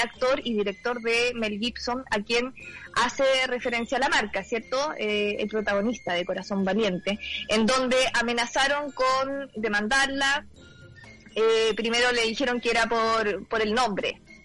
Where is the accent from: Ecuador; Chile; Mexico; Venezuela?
Chile; como chilenos